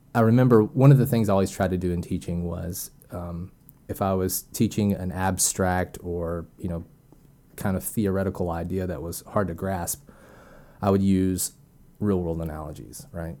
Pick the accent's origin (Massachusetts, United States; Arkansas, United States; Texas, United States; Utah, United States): Arkansas, United States; also born or lived in Tennessee; I was born and raised in Arkansas